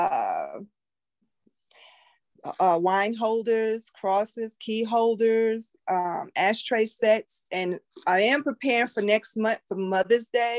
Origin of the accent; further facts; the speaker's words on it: New York, United States; moved away; I'm originally from New York